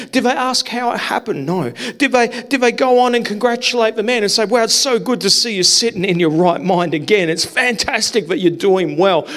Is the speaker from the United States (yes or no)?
no; South Australia, Australia; moved away as an adult; also born or lived in New South Wales; I grew up in South Australia